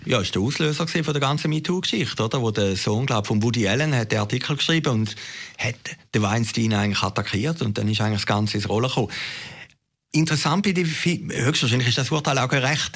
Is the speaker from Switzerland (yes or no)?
yes; Zürcher Weinland, Zurich, Switzerland; in Uwiesen, wo ich aufgewachsen bin, im Zürcher Wieland